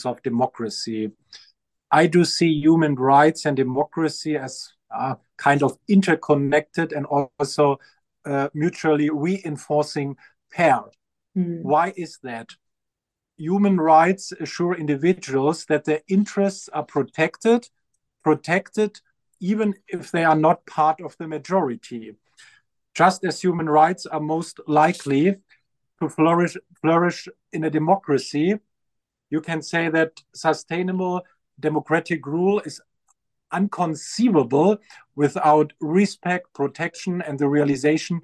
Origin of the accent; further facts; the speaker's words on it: Germany; moved away as an adult; also born or lived in Lebanon / Kenya; now in South Africa; my home country, Germany